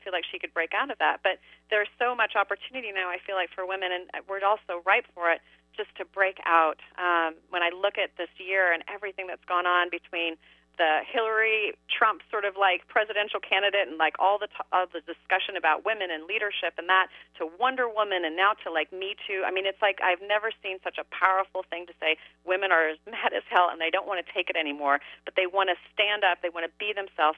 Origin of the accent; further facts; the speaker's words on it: Midwest, United States; because I'm from the Midwest